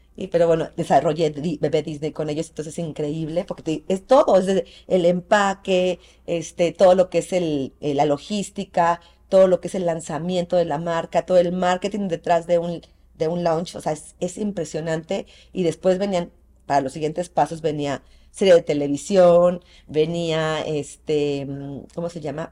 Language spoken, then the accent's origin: Spanish; Mexico; also born or lived in Querétaro; aquí somos mexicanos y aquí todos nos conocemos.